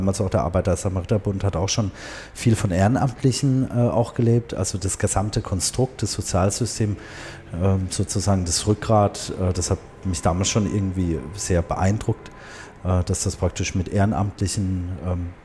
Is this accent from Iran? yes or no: yes; Tehran, Tehran Province, Iran; born there; Und ich bin auch in Teheran geboren, 1978.